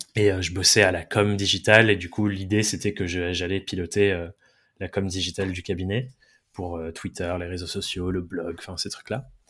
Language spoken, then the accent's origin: French; Dordogne, Nouvelle-Aquitaine, France; moved away; J'ai grandi, je suis anglais, j'ai grandi en Dordogne, de euh, deux parents anglais aussi